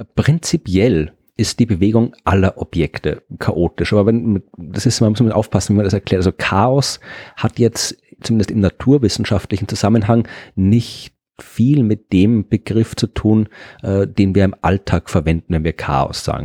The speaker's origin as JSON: {"language": "German", "country": "Austria", "said": "ich bin ja Österreicher und habe in Österreich studiert"}